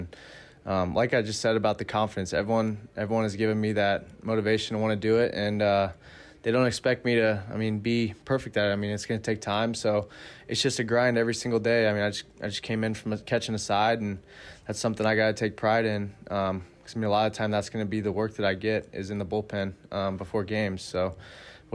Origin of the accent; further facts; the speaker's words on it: Oklahoma, United States; also born or lived in Wisconsin; I was born in Wisconsin, so I grew up in Oklahoma, though. We moved there when I was about 7 or 8.